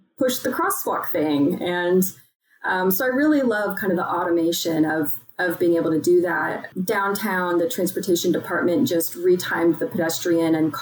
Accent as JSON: {"language": "English", "region": "Texas", "country": "United States", "tie": "born or raised there", "said": "growing up in Texas"}